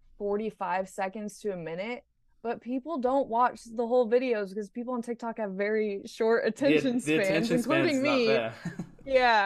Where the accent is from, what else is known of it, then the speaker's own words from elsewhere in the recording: Indiana, United States; moved away; I grew up in Indiana